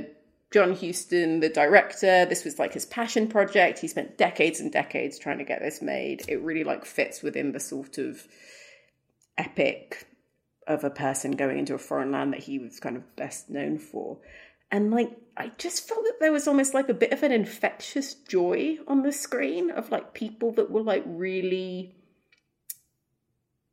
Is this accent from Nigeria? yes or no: no; Sudan; I'm from Sudan. I grew up in Africa.